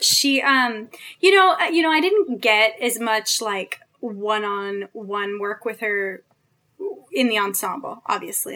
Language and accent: English; San Jose, California, United States; moved away as an adult; also born or lived in New York; I'm from the West, I'm from Northern California